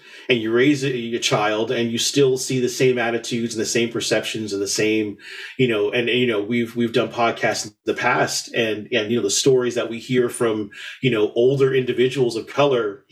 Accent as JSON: {"language": "English", "town": "New York City", "region": "New York", "country": "United States", "tie": "born or raised there", "also_born_or_lived": "Elizabeth, New Jersey", "moved": "as an adult", "lives_now": "New Brunswick, Canada", "said": "I was born in Elizabeth, New Jersey, raised in the South Bronx, and then came here, when I was 24, 25, years old"}